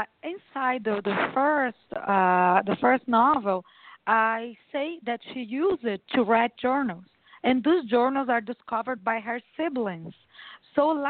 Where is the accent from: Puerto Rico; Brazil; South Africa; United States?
Brazil; I was born in Brazil. I'm a Brazilian.